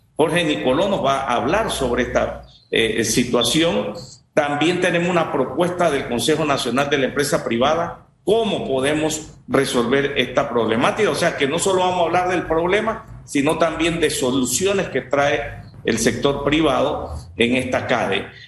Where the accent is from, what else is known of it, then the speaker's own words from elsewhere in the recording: Panama; nosotros como panameños